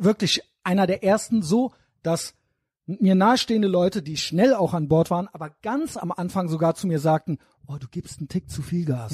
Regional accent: Germany; selber bin auch Deutscher

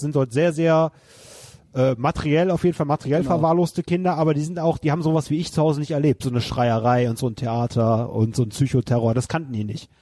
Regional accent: Wermelskirchen, North Rhine-Westphalia, Germany; in meiner Heimatstadt Wermelskirchen gibt es ja das IOZ Bahndamm, was so mein Wohnzimmer war in meiner Jugend

